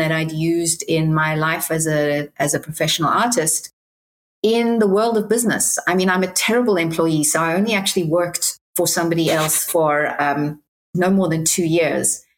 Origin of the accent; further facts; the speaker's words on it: Cape Town, Western Cape, South Africa; now in Manhattan Beach, United States; I'm originally from Cape Town, South Africa.